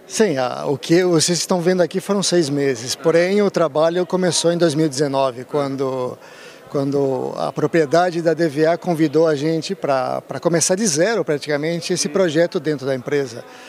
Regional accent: Rio Claro, São Paulo, Brazil; moved away as an adult; also born or lived in Rio de Janeiro; now in Europe; Eu sou espanhol de Rio Claro, Rio Claro, São Paulo.

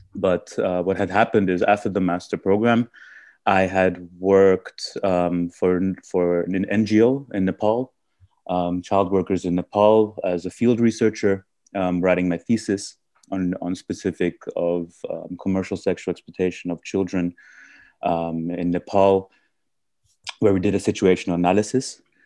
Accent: Vienna, Austria; also born or lived in India; I was born and brought up in, in Austria, but originally I'm from India.

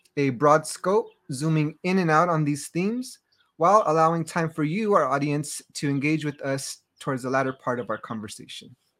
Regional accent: Los Angeles, California, United States; I grew up in Los Angeles and Baja California with roots in the Iberian Peninsula and across Central Mexico.

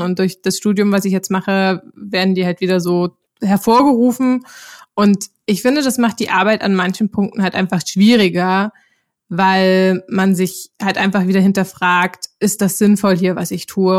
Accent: Zwickau, Saxony, Germany; moved away as an adult; also born or lived in Lübeck; now in Berlin, Germany; ursprünglich bin ich in Zwickau in Sachsen aufgewachsen

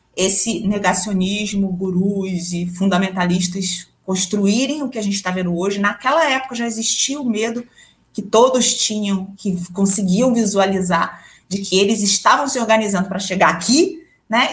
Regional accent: Rio de Janeiro, Brazil; moved away as an adult; also born or lived in São Paulo; now in Mato Grosso, Brazil; criança criada em apartamento, mas que qualquer buraquinho que tinha, e sendo carioca, estava sempre na praia

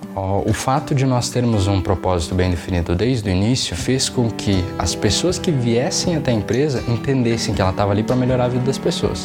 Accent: Paraná, Brazil; eu sou aqui do, do Paraná

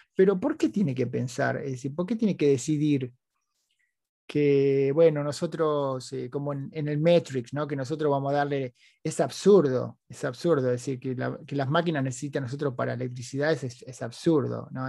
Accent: Argentina; now in United States; los argentinos no éramos mucho menos, mucho más simpáticos que eso

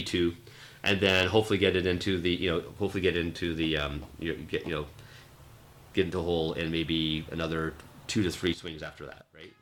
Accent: Vancouver, British Columbia, Canada; growing up in Vancouver it's, it's uh, especially in the West Coast it's very uh, a lot of English speaking, especially in the seven, growing up in the 70s and 80s

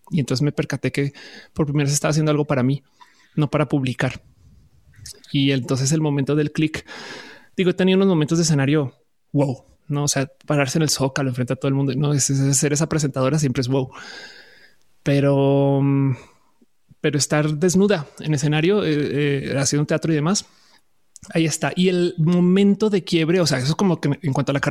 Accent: Colombia; also born or lived in Buenos Aires, Argentina / Caracas, Venezuela / Santa Cruz de la Sierra, Bolivia / Florida, United States; O sea, yo soy colombiana, pero también puedo decir que tuve casas en eh, Argentina, en Caracas, en Argentina, sí, exacto, en Buenos Aires, en Caracas, en Santa Cruz de la Sierra, en Bolivia.

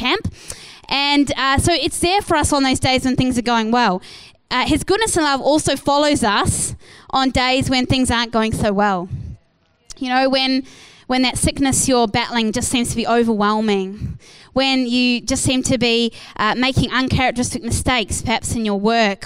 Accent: New Zealand; moved away as an adult; now in Perth, Australia; I was from New Zealand

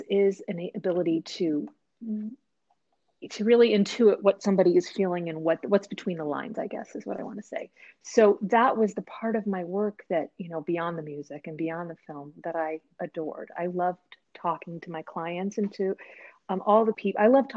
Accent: East Coast, United States; moved away as an adult; now in Seattle, United States; I was an East Coaster and I was like a huge part of my identity.

